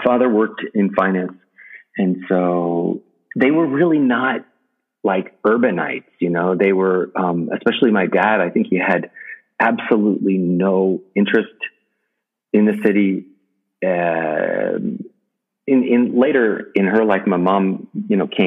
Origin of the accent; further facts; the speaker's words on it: New York City, New York, United States; I grew up in New York City, in Manhattan